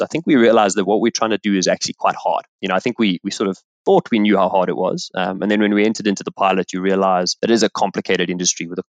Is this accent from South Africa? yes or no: yes; South Africa; also born or lived in Botswana; I grew up in South Africa